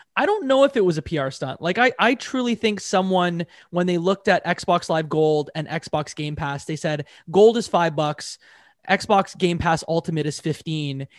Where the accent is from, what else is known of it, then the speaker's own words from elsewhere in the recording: Canada; I'm a Canadian